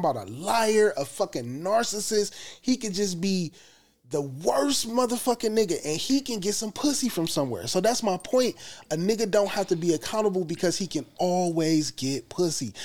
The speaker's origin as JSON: {"language": "English", "country": "United States", "said": "we as American black people"}